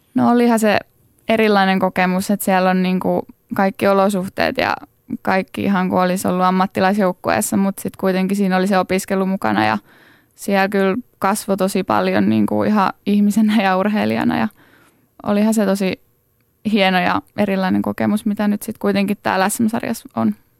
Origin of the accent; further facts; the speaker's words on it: Laitila, Southwest Finland, Finland; mä oon Laitilasta kotoisin